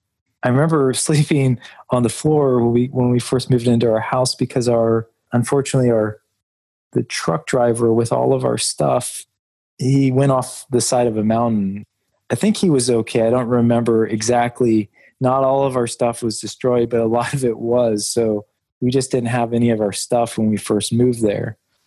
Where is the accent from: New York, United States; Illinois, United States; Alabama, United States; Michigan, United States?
Alabama, United States; also born or lived in Indianapolis / Charlotte / Lexington; because I was born in Indianapolis. We lived there for a while. We were in Charlotte, North Carolina, and then we moved to Alabama. Then we were in Lexington, Kentucky.